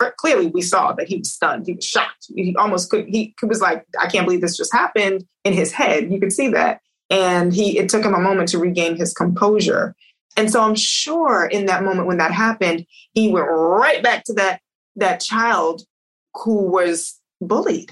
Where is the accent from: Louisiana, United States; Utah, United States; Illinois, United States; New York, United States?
New York, United States; moved away as an adult; also born or lived in New Jersey; now in Los Angeles, United States; I grew up in New York